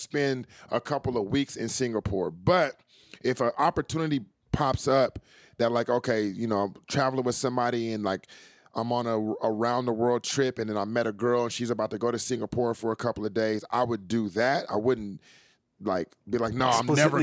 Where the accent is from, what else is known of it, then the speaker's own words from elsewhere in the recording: California, United States; I'm from California